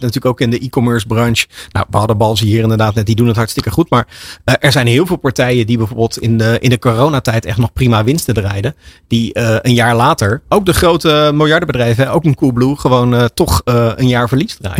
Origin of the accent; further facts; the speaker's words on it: Netherlands; voor ons als Nederlanders